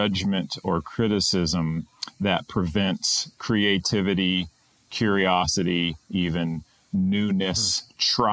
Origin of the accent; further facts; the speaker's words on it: Greensboro, North Carolina, United States; also born or lived in Japan; now in Pittsburgh, United States; I was born in the South, in North Carolina